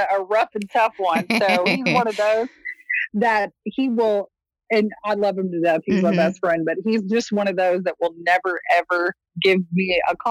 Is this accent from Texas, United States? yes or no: yes; Texas, United States; I was born and raised in Texas